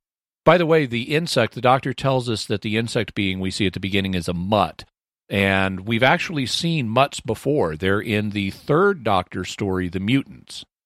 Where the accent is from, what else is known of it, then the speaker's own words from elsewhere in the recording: United States; also born or lived in Texas / Arkansas; I'm from Texas and Arkansas